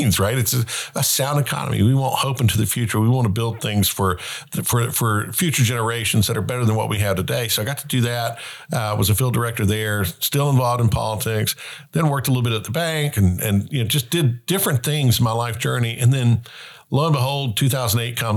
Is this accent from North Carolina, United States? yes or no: yes; North Carolina, United States; my home state